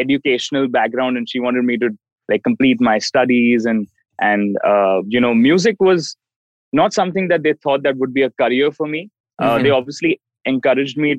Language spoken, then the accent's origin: English; India; from India